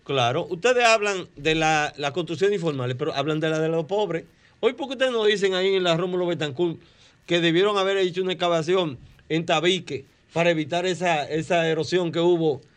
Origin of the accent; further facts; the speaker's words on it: Boca Chica, Distrito Nacional, Dominican Republic; yo soy del campo, yo soy un campesino de Boca Chica